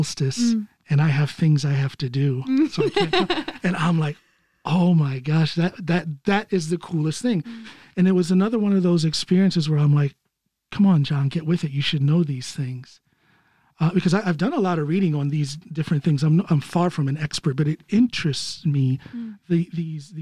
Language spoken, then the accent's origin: English; United States; now in Norway